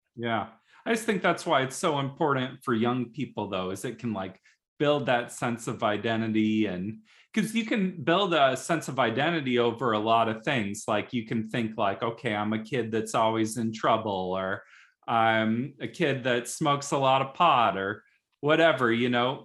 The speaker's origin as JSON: {"language": "English", "town": "South Bend", "region": "Indiana", "country": "United States", "tie": "born or raised there", "said": "I grew up in South Bend, Indiana, where there was a really thriving music scene"}